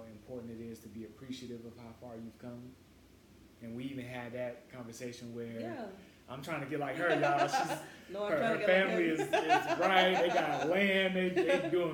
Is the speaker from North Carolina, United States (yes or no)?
yes; North Carolina, United States; being a country boy, I'm from North Carolina